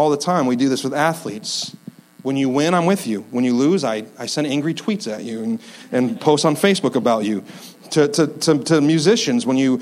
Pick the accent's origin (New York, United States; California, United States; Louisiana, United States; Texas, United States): New York, United States; upstate; I'm from upstate New York